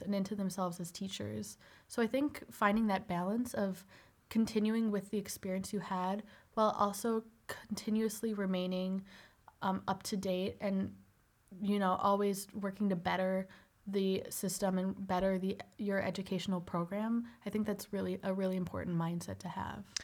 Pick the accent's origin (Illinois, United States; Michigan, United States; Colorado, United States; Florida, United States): Illinois, United States; Northbrook; Originally, I'm from Northbrook, Illinois